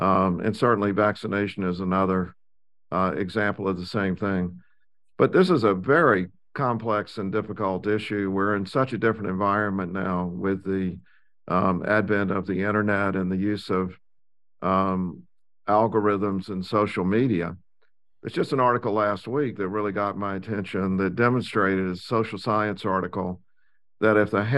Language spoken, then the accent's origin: English; South Carolina, United States; And, you know, I grew up in South Carolina and North Carolina.